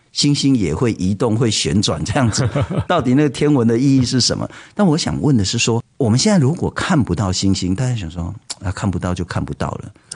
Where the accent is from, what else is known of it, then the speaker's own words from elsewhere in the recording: Taipei, Taiwan; 我其实从小出生在台北